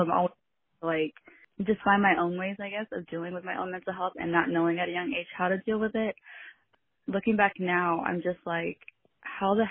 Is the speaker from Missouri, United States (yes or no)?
yes; Missouri, United States; I grew up in Missouri